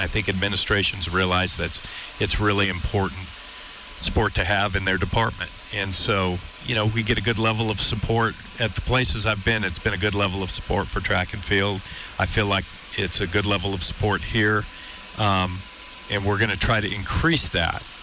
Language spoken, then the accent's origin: English; California, United States; also born or lived in New Orleans / Washington State; now in Missoula, United States; I'm from California